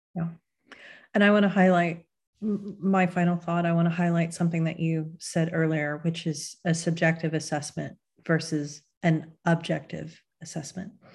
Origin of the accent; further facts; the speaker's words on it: Texas, United States; my home state is, you know, when, when the right laws get proposed in Texas, I think Texas is going to be a major, major battleground state